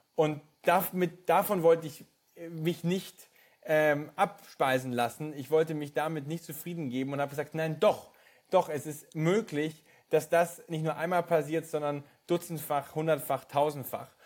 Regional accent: Bavaria, Germany; dort, wo ich geboren bin, in äh, Bayern

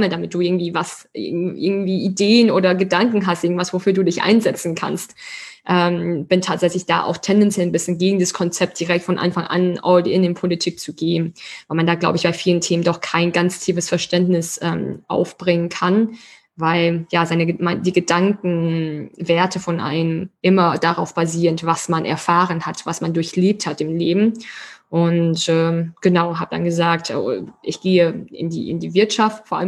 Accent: Schwetzingen, Baden-Württemberg, Germany; wir kommen ja wirklich beide aus Schwetzingen, aus der gleichen Stadt

